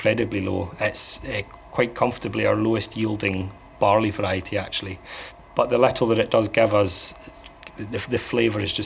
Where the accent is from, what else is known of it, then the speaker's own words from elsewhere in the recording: Islay, Scotland, United Kingdom; growing up on Isla, whiskey's just a kind of a part of growing up here